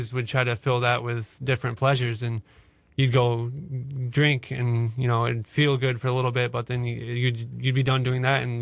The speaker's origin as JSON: {"language": "English", "town": "Cedar Springs", "region": "Michigan", "country": "United States", "tie": "born or raised there", "said": "I grew up in Cedar Springs, Michigan, just north of Grand Rapids"}